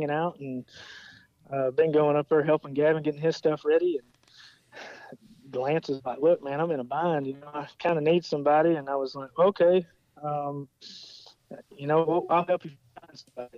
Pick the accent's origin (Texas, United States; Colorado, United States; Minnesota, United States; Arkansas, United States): Arkansas, United States; moved away; I'm originally from Arkansas. You know, I've always grown up around racing.